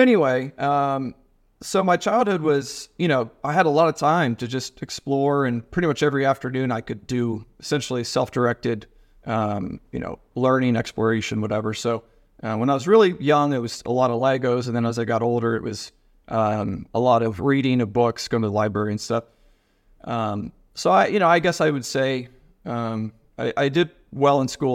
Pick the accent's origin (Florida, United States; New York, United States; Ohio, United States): Ohio, United States; moved away; also born or lived in Nashville; I'm from Ohio